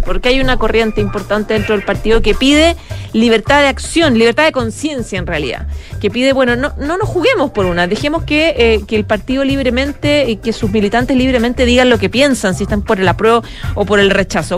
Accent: Chile; nosotros como chilenos

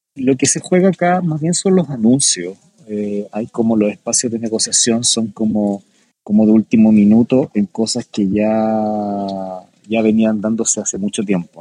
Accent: Chile; nuestro país

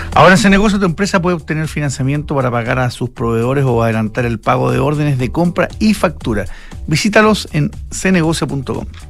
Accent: Chile; yo como chileno

